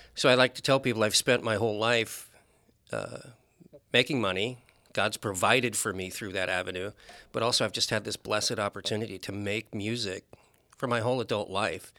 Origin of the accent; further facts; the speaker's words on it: Anchorage, Alaska, United States; also born or lived in West Point, New York / Georgia / Nebraska / North Carolina; I spent my entire growing up in Alaska, with the exception of one year we went to North Carolina